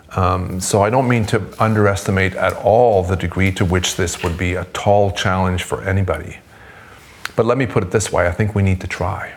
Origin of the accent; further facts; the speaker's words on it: Sweden; now in United States; I'm originally from Sweden, but I'm now, um, the United States is my adopted country.